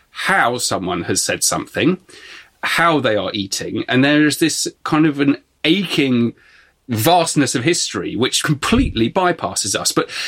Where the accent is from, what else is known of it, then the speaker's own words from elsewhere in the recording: Exeter, South West England, United Kingdom; Okay, the... so we're both from Exeter. We both walk past this every day and also chat about history on Cathedral Green quite a lot.